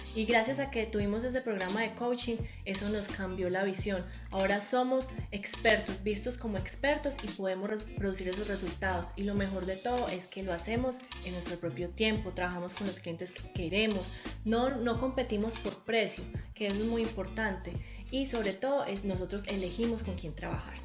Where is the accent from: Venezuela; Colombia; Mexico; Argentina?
Colombia; moved away as an adult; now in New Zealand; Si nosotros somos colombianos, pero vivimos en Nueva Zelanda